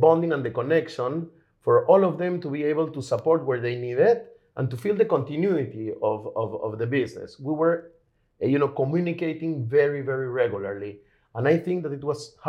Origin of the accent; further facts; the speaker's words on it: Lima, Peru; now in Israel; I'm originally from Lima, Peru